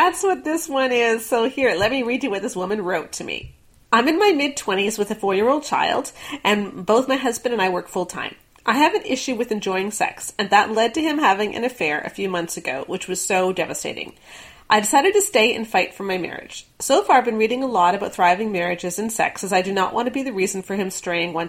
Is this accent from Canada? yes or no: yes; Canada; we're Canadian